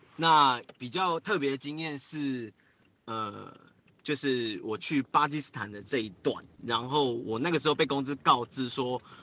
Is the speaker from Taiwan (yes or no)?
yes; Taiwan; 我，我，我是台湾